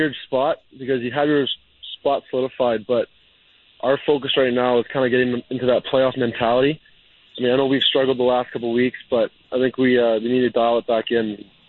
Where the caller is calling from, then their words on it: Chicago, Illinois, United States; Right now I'm actually calling you from Chicago, but I live in Denver for the season.